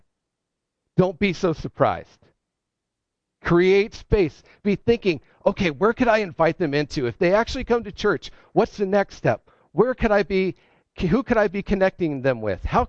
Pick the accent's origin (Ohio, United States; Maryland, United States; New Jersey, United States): Ohio, United States; now in New England, United States; I'm from Ohio